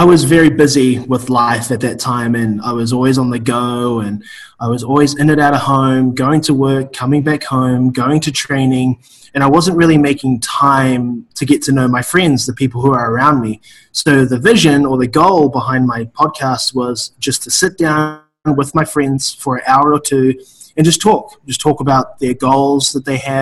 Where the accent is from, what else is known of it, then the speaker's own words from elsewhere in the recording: New Zealand; moved away; I am originally from New Zealand, a very small farm town in New Zealand